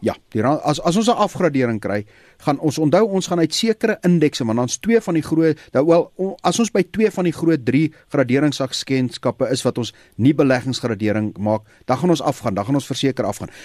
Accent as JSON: {"language": "Afrikaans", "country": "South Africa", "said": "my en jou as Suid-Afrikaners"}